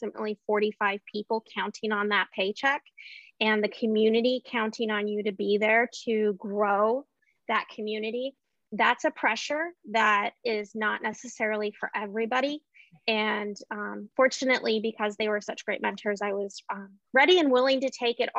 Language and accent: English; Anchorage, Alaska, United States; I was born and raised in Anchorage, Alaska